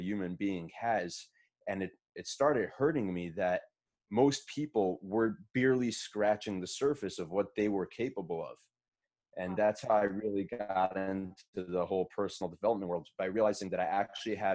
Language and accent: English; Muncie, Indiana, United States; also born or lived in Brooklyn, New York; I was born in Brooklyn, moved to Muncie as a kid, grew up in Muncie.